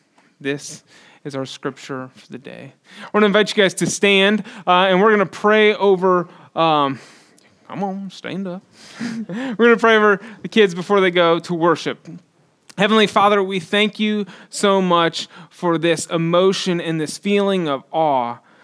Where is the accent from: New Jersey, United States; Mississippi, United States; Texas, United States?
Texas, United States; Houston; now in Austin, United States; I grew up in Northwest Houston, and it is where the coastal plain and the piney woods intersect, and it is humid, and it is very, very flat.